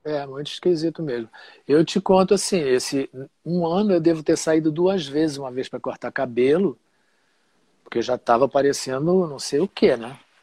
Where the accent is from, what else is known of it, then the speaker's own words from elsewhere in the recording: Rio de Janeiro, Brazil; also born or lived in Marechal Hermes; eu fui criado em Padre Miguel